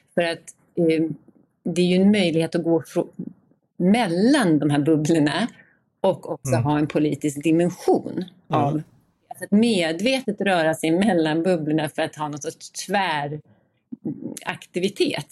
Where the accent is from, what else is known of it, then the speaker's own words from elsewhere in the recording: Gotland, Sweden; som gotlänning och boende eh, här i Visby hela tiden, eller på Gotland hela tiden